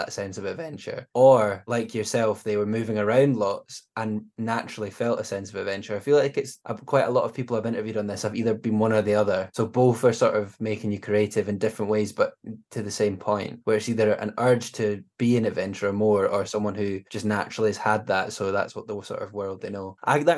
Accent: Scotland, United Kingdom; As a Scottish person

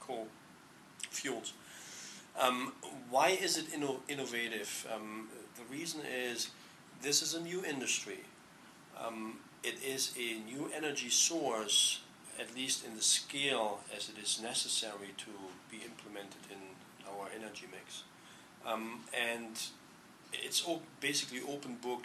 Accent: Germany; moved away as an adult; also born or lived in Hamburg, Germany; now in Palo Alto, United States; I'm from Germany

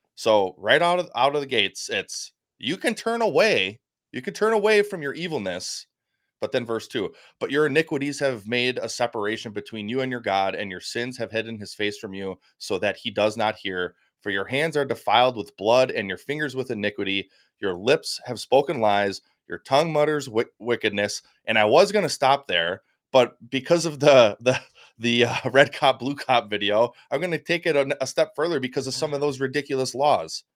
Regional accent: United States; I'm American.

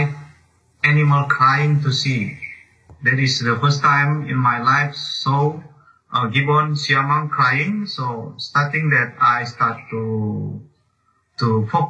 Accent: foot of Mount Sinabung, North Sumatra, Indonesia; English is a second language; now in Medan, Indonesia; I was born in a Sinabung volcano in the feet of Sinabung volcano, around like 6 kilometers from the feet. But since 2014, the big eruption, my hometown, my village already relocated by government

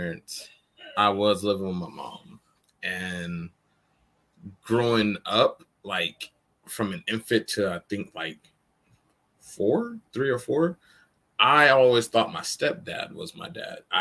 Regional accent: Stockton, California, United States; also born or lived in Oakland, California; I grew up in Oakland, California, and then moved to Stockton. You know, I lived with my grandparents for most of my life

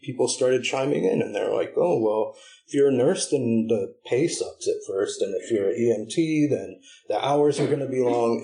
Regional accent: Berkeley, California, United States; also born or lived in Humboldt County, California; I'm a Berkeley boy. Not born, but raised, you know? Like, I was born in Humboldt

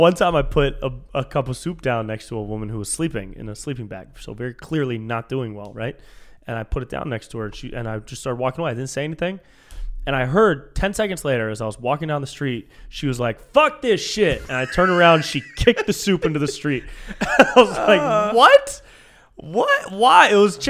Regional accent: Davis, California, United States; now in Los Angeles, United States; Davis, up by Sacramento.

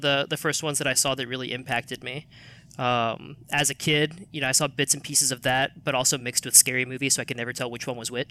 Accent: Virginia, United States; moved away; also born or lived in Boston; I'm from Virginia.

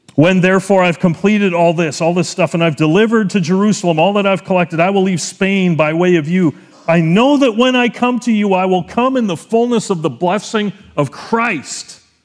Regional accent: Canada; as a Canadian citizen, I gotta pay double the tuition, 'cause it's in the States

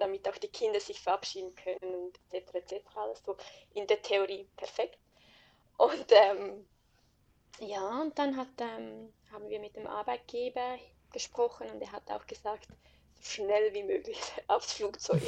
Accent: Switzerland; accent: Swiss German; moved away as an adult; now in Adelaide, Australia; ich liebe die Schweiz und ähm, hätte mir nie vorstellen können, dass ich mal aus der Schweiz mhm. weggehe. Ich bin in den Bergen aufgewachsen

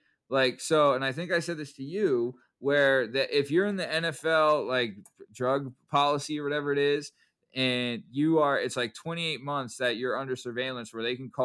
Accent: Pennsylvania, United States; I'm from Pennsylvania

